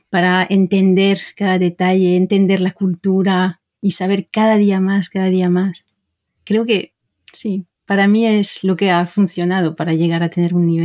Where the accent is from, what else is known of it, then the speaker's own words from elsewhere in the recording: France; Spanish is a second language; si decíamos vale, sabían que éramos eh, españoles, bueno, aunque yo soy francesa, pero sabían que, que no éramos de ahí.